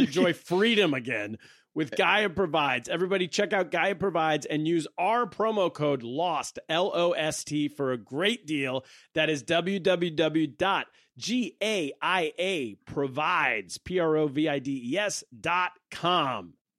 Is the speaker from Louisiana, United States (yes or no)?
no; California, United States; moved away as an adult; now in New York City, United States; I grew up in California.